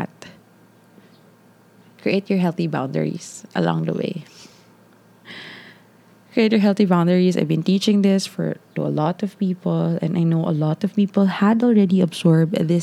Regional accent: Davao City, Davao Region, Philippines; I'm from Ma'a.

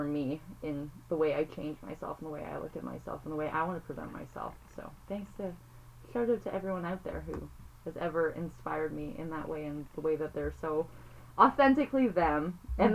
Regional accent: Toronto, Ontario, Canada; I grew up in Toronto

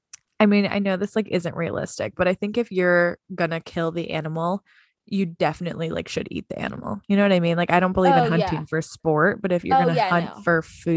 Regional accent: Midwest, United States; I'm from the Midwest. So those photos of those deer hanging upside down are all over my Facebook

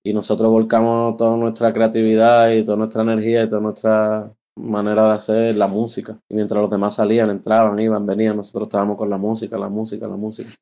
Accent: Málaga, Andalusia, Spain; nací en Málaga en el año 84. Eh, empecé a hacer música, música, lo que es música con ocho añillos, en la banda de mi barrio

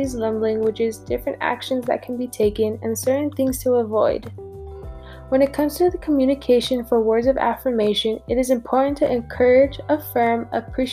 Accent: Colorado, United States; born and raised in Colorado

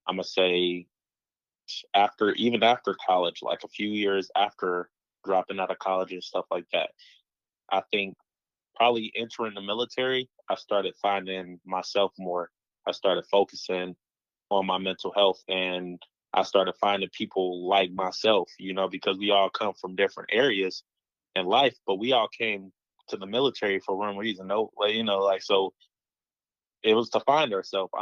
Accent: Dayton, Ohio, United States; growing up in the DeSoto Baths

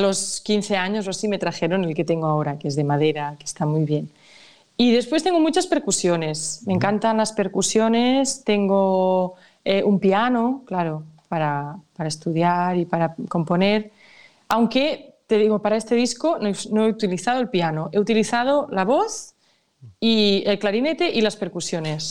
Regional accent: Catalonia, Spain; mi tierra, es de mi cultura

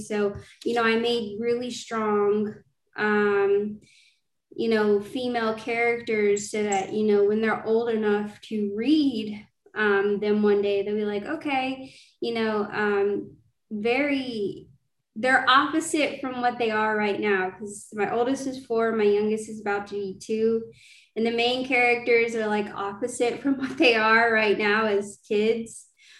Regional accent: Georgia, United States; I'm a fantasy indie author. I'm from Georgia, and I'm excited to talk about my first fantasy series

